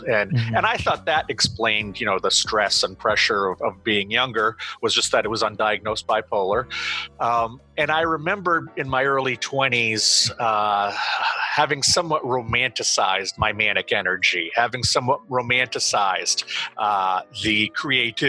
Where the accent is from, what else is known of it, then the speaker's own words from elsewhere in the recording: Auburn, Maine, United States; I live in Auburn, Maine. It's the second largest population center in Maine after Portland.